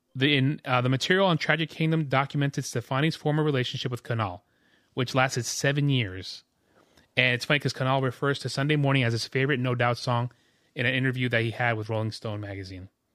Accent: New York, United States; moved away; also born or lived in Jamaica; I'm from New York, too

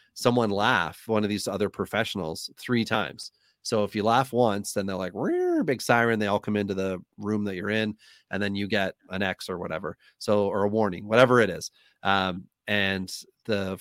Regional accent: Wawa, Ontario, Canada; now in Southern Ontario, Canada; Northern Ontario, which is where I grew up

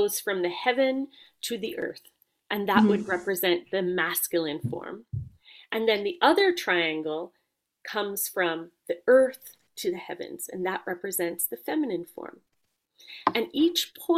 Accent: Jamaica; I come from Jamaica

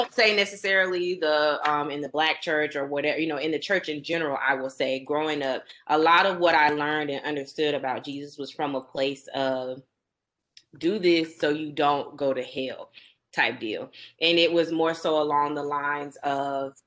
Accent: Warner Robins, Georgia, United States; also born or lived in Byron, Georgia; I am from Middle Georgia, Warner Robins particularly

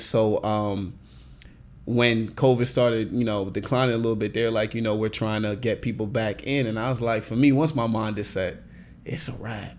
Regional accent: Nigeria; I'm Nigerian

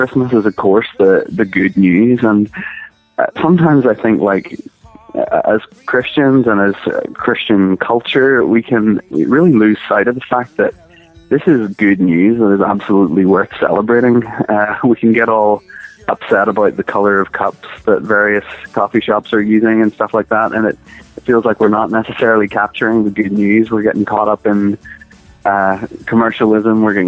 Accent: Northern Ireland, United Kingdom; it being Northern Irish as well, which is obviously where we're from

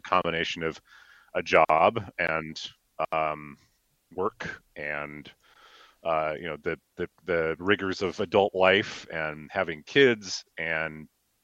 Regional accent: Decorah, Iowa, United States; now in Minnesota, United States; I grew up in a little town called Decorah, actually, up in the northeast corner.

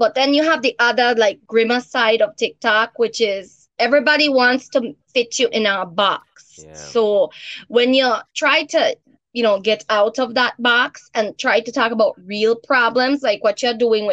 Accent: Belize; accent: Belizean; a Belizean accent. It's oftentimes it's confused for Jamaican.

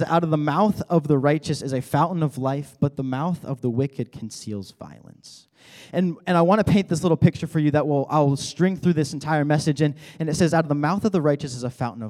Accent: Colorado, United States; moved away; I am from Colorado

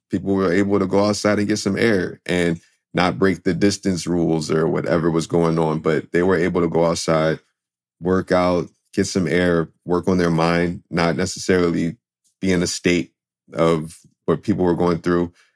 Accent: Philadelphia, Pennsylvania, United States; I grew up in Philadelphia

